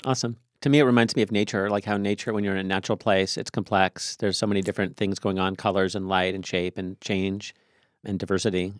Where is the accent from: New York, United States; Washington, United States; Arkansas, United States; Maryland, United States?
Washington, United States; Tacoma; I grew up in Tacoma